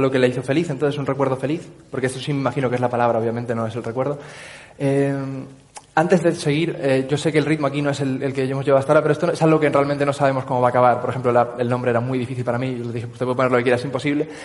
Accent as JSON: {"language": "Spanish", "region": "Canary Islands", "country": "Spain", "accent": "Tenerife", "said": "Tenerife. Tengo acento de Tenerife, total."}